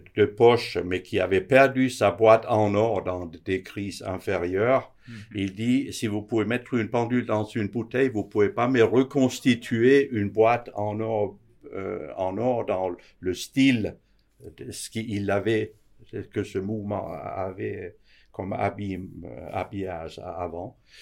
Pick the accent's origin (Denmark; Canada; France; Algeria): Denmark; moved away as an adult; now in Switzerland; Je suis d'origine du Danemark, où j'ai aussi appris l'horlogerie